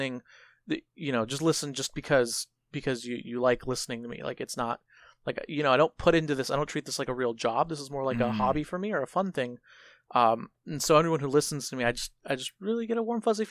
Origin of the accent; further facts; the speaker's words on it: San Diego, California, United States; I'm also San Diegan